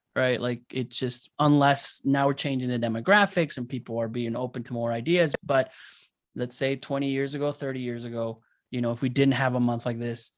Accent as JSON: {"language": "English", "region": "Arizona", "country": "United States", "tie": "born or raised there", "also_born_or_lived": "Mexico", "said": "I'm from Arizona. I came here in Mexico, and then I left, you know, at a young age, and I came to the US"}